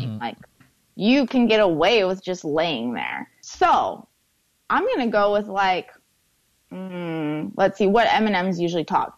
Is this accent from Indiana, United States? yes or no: no; Portland, Oregon, United States; Portland, which is my hometown, Portland, Oregon